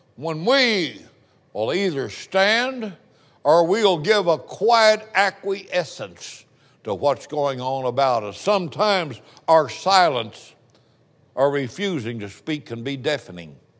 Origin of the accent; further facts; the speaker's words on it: Indiana, United States; also born or lived in Appalachia; I came from a poor family. We were Appalachian people. I was born in Indiana